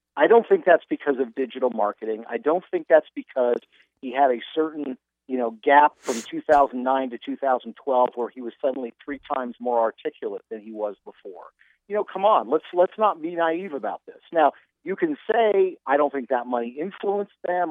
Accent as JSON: {"language": "English", "town": "Seattle", "region": "Washington", "country": "United States", "tie": "born or raised there", "also_born_or_lived": "Oxford / Stanford / Florida", "moved": "as an adult", "said": "I grew up in Seattle, Washington"}